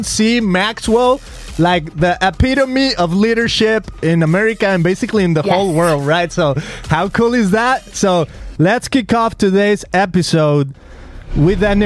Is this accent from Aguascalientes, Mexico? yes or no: no; Guadalajara, Jalisco, Mexico; moved away as an adult; now in Costa Mesa, United States; I'm from Guadalajara, Mexico, but I live here in Southern California, Costa Mesa.